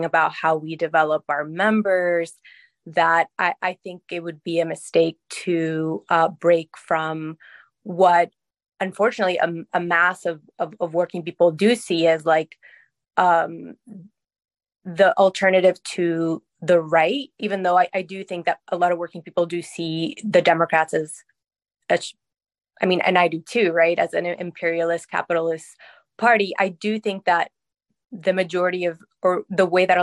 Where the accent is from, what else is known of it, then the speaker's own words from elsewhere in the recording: Ecuador; also born or lived in Queens, New York; now in New York City, United States; I'm an immigrant from Ecuador